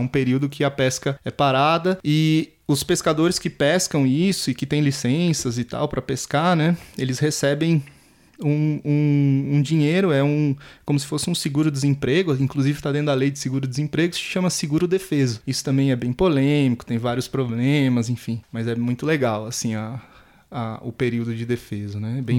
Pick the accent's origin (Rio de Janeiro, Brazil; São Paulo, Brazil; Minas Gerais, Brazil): São Paulo, Brazil; Atibaia; Eu moro aqui em Atibaia desde os 10 anos, nasci em São Paulo